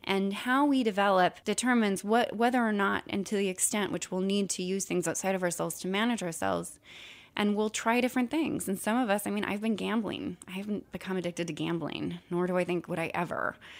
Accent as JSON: {"language": "English", "region": "California", "country": "United States", "tie": "born or raised there", "said": "I grew up in California"}